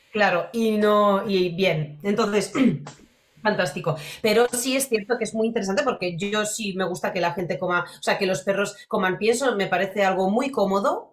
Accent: Poland; now in Spain; yo crecí en, bueno, yo soy polaca y, y de toda la vida. Y cuando yo era pequeña en Polonia, toda mi infancia hasta que vine a España

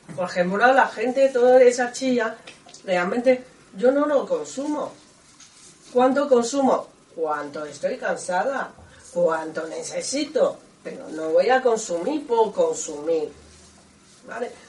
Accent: Taiwan; Spanish is a second language; moved away as an adult; now in Spain; yo soy de Taiwán

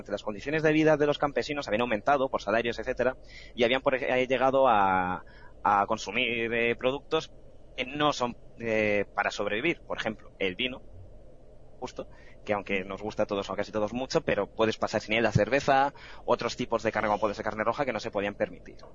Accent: Fuenlabrada, Community of Madrid, Spain; es verdad, yo soy de Fuenla.

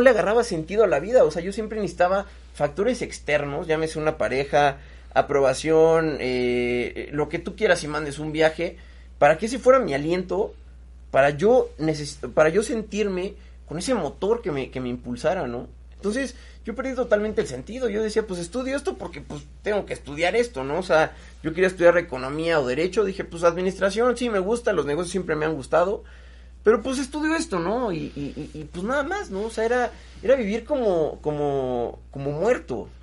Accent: Mexico; soy un macho mexicano

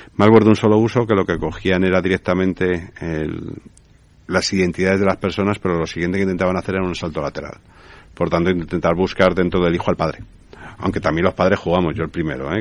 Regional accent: Spain; Tenemos muchísimo, muchísimas cosas en España

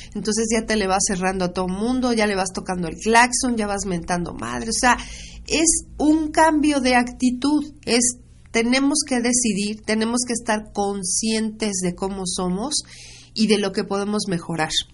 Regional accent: Mexico; como nación, como mexicanos

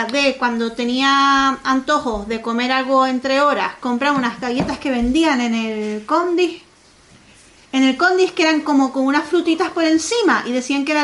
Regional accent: Canary Islands, Spain; a ver si yo soy la canaria

